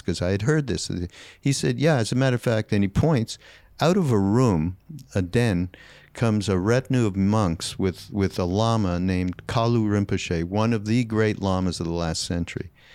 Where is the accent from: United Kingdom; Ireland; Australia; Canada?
Canada; Canadian, 'cause I'm Canadian